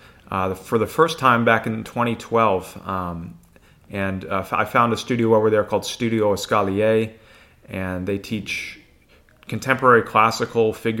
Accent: Northeast, United States; moved away as an adult; also born or lived in Danbury, Connecticut / Massachusetts; now in Asheville, United States; I was born in Danbury, Connecticut, and grew up in the Northeast, lived in Connecticut and Massachusetts

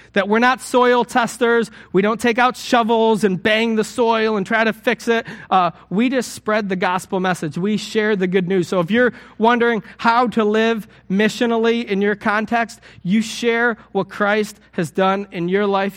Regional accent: United States; I'm an American.

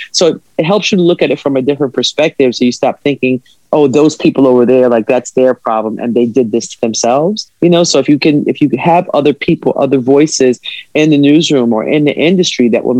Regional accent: New York City, New York, United States; also born or lived in Los Angeles / Houston; growing up in Brooklyn, you know, I'm a kid who grew up public school system, New York City. I'm a product of that. I grew up in Brooklyn. I grew up in Crown Heights, which was a community that's mixed.

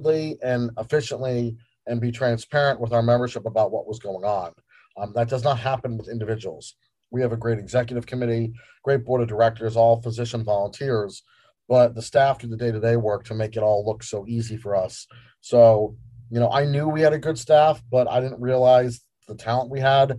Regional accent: Northern New Jersey, United States; moved away as an adult; also born or lived in New York; now in Phoenix, United States; I'm an East Coast boy, born in New York, grew up in Northern Jersey

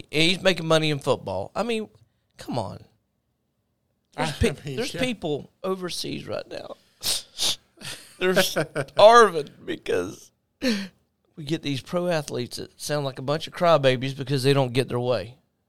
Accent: Jacksonville, Florida, United States; We're from Jacksonville.

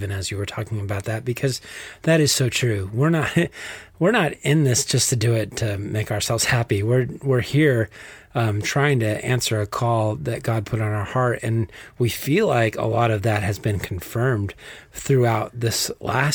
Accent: Texas, United States; accent: Texas; my Texas accent

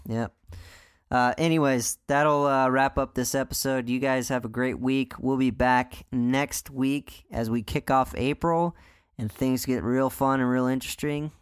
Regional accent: United States; I'm American

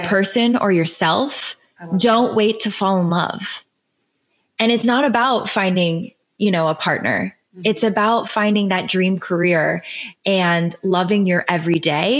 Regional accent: Cleveland, Ohio, United States; I grew up in Cleveland, Ohio

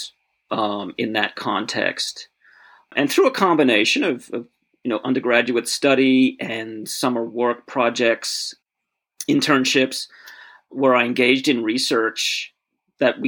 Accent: Australia; moved away as an adult; now in United States; I grew up in Australia, or came of age in Australia in the late 1980s and early 1990s

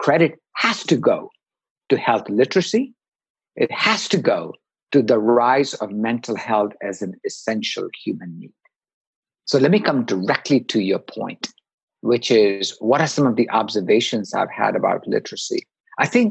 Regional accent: India; moved away as an adult; now in United States; I grew up in India

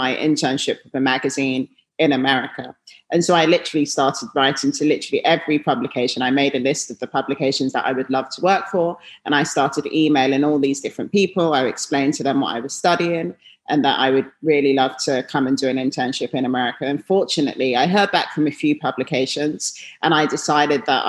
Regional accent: London, United Kingdom; moved away as an adult; now in New York, United States; I grew up in London

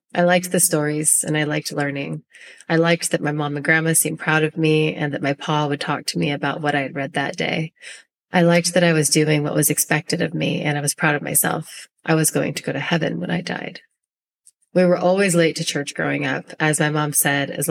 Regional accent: Northern California, United States; I was born and raised in a small town in Northern California

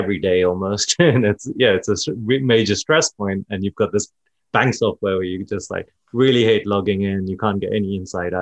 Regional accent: London, United Kingdom; moved away as an adult; now in San Francisco, United States; I grew up in London. Then I moved to San Francisco

